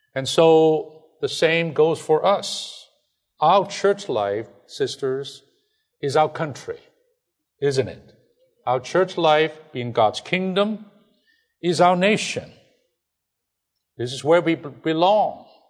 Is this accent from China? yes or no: yes; China; English is a second language; moved away; I'm from China.